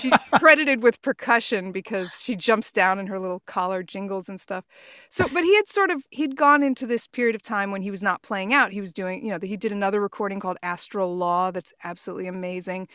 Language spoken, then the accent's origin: English; Port Washington, New York, United States; also born or lived in Queens, New York / Chicago; we moved to Port Washington when I was five years old, and that's where I, you know, finished high school and everything else